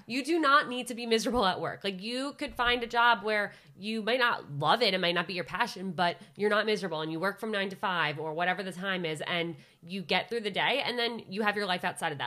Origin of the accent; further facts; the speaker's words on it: Westchester County, New York, United States; also born or lived in Syracuse; I'm from a suburb of New York, Westchester County.